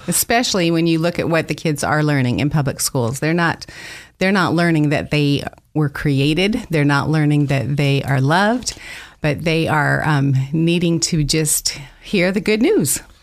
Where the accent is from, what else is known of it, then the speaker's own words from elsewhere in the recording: Idaho, United States; moved away as an adult; I grew up here in Idaho